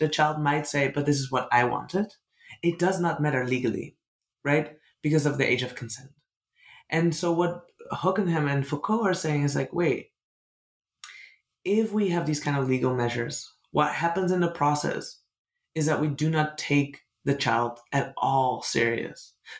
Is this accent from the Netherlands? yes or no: yes; Netherlands; I'm from the Netherlands. I grew up in a deeply colonial country